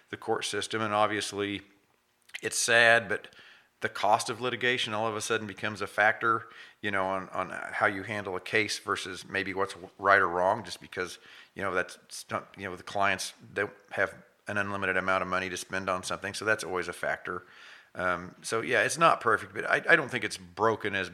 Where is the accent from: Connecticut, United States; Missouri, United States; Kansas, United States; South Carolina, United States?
Kansas, United States; Chautauqua; also born or lived in Saint Paul, Kansas; I grew up in Chautauqua, Chautauqua, And then I live in Saint Paul now. So, and I, yeah, so I'm, I'm local Southeast Kansas through and through.